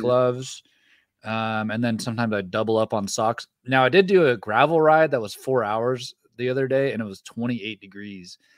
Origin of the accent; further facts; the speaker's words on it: Ripon, California, United States; moved away as an adult; also born or lived in Phoenix, Arizona; now in Bentonville, United States; I'm from Northern California, the country, a little town called Ripon, California, ten thousand people.